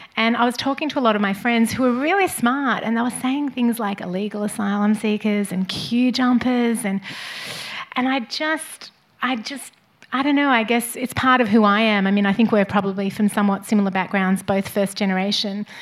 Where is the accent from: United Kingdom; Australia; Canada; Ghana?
Australia; moved away; no matter where I live in the world, I'm Australian and proudly Australian